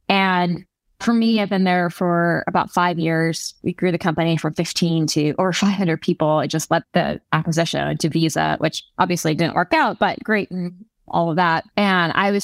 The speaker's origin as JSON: {"language": "English", "region": "California", "country": "United States", "also_born_or_lived": "New York", "said": "I'm from California"}